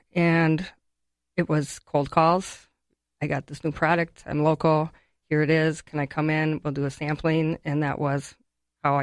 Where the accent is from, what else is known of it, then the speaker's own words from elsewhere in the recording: Ellsworth, Wisconsin, United States; Ellsworth, Wisconsin.